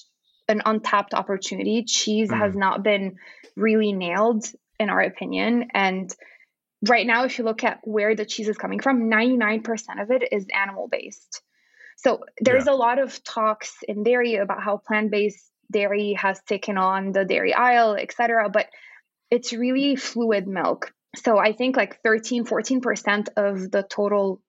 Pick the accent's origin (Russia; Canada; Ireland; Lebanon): Lebanon; moved away as an adult; also born or lived in Texas / California; now in United States; I grew up in Lebanon